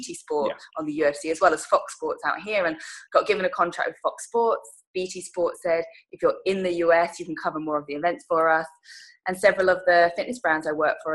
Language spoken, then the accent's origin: English; Huntingdon, East of England, United Kingdom; moved away as an adult; also born or lived in Loughborough / London; now in Los Angeles, United States; I grew up in Huntingdon in Cambridgeshire